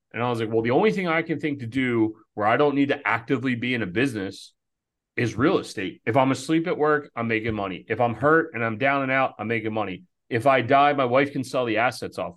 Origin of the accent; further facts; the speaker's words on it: outside of Philadelphia, Pennsylvania, United States; moved away as an adult; also born or lived in Baltimore; we grew up volunteering outside of Philadelphia